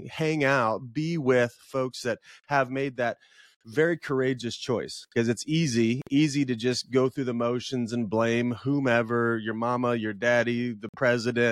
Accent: Illinois, United States; also born or lived in Chicago; So I grew up in Illinois and I moved to Chicago chasing a girl

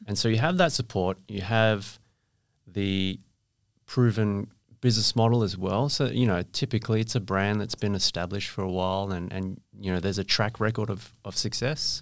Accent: Perth, Western Australia, Australia; I went to school here, uh, went to U

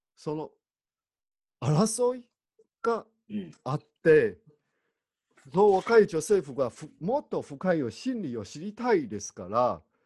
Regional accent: Taiwan; 私、台湾人としては

